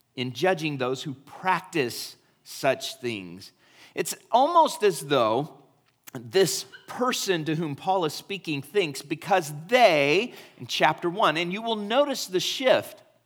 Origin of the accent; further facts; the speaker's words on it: United States; we are American